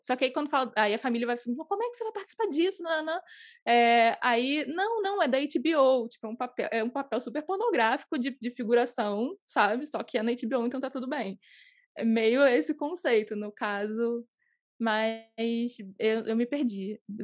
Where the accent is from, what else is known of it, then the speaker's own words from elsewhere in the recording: Rio de Janeiro, Brazil; no Rio, moro no Rio.